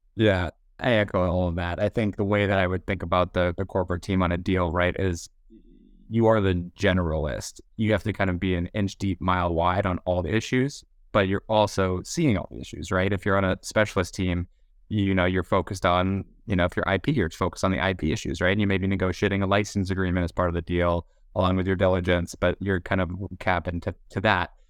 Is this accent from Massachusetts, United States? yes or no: yes; Boston, Massachusetts, United States; moved away as an adult; now in San Francisco, United States; born and raised in Boston